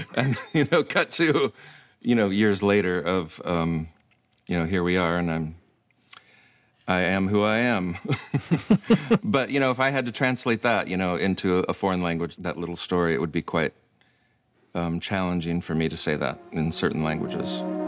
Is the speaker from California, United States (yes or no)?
no; Michigan, United States; moved away as an adult; now in Iceland; Obviously, I grew up in Michigan.